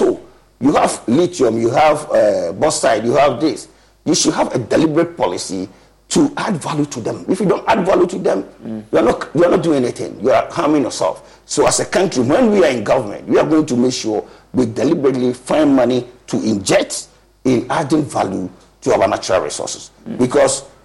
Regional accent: Ghana; we are Ghanaian.

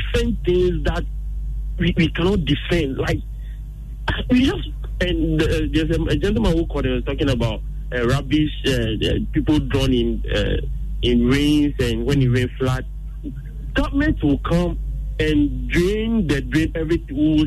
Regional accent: Ghana; we ourselves, as Ghanaians

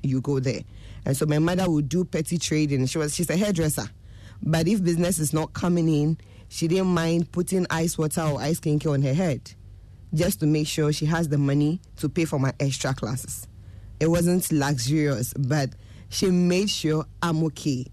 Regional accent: Obuasi, Ashanti, Ghana; I grew up in Obuasi.

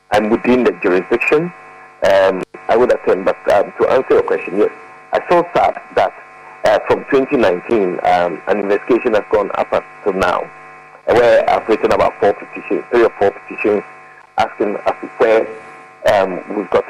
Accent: Ghana; as a Ghanaian

